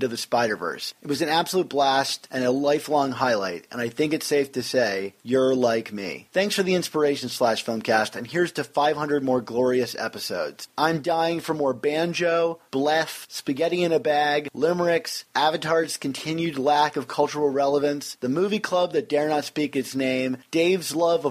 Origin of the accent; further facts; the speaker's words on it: Maryland, United States; moved away as an adult; also born or lived in New York; my hometown of Maryland